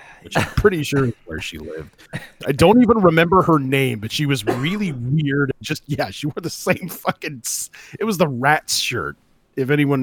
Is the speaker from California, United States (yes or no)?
yes; Central California, United States; I grew up in Central California